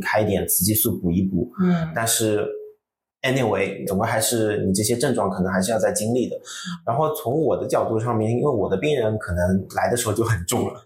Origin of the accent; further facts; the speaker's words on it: Shanghai, China; 我们上海话